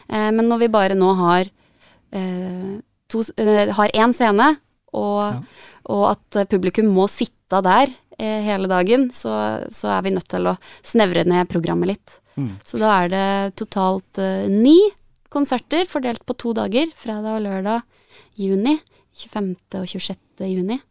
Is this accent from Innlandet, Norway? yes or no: yes; Gjøvik, Innlandet, Norway; Da jeg vokste opp på Gjøvik og var 18-19